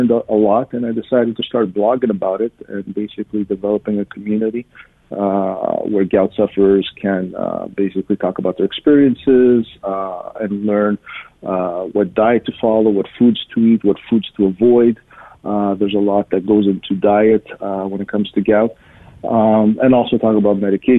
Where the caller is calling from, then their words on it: Montreal, Quebec, Canada; I'm in the Montreal area in Quebec.